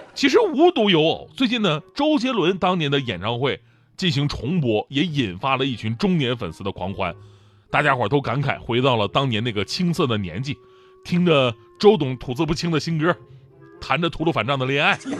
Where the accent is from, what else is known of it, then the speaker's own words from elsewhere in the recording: Changchun, Jilin, China; 去到我的家乡金陵长春，跟我们的家乡球队踢了一场友谊赛